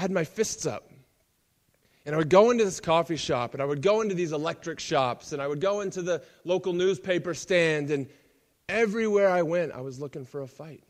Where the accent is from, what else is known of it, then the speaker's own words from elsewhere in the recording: United States; moved away; I'm American.